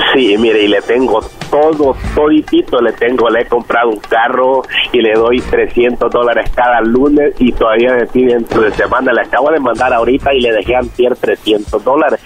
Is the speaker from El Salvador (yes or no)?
yes; El Salvador; now in California, United States